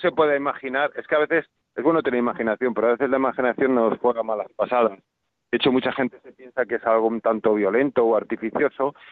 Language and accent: Spanish; Valladolid, Castile and León, Spain; yo que soy de Valladolid